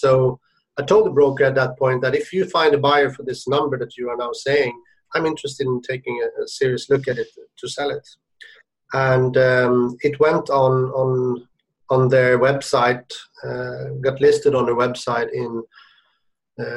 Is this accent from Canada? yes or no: no; Sweden; moved away as an adult; also born or lived in Shenzhen; now in Hong Kong; I'm originally from Sweden